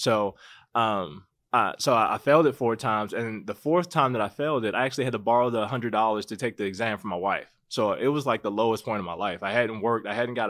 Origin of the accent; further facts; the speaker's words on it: Baltimore, Maryland, United States; moved away as an adult; now in Las Vegas, United States; I'm from Baltimore.